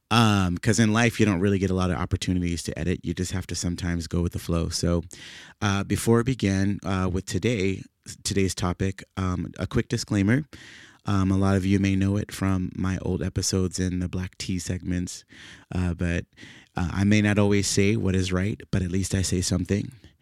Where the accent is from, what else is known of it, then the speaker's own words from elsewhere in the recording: New Orleans, Louisiana, United States; moved away as an adult; now in Dallas, United States; I moved to Dallas from New Orleans, Louisiana, which is where I'm originally from, several years ago, whenever I graduated from high school in 2005.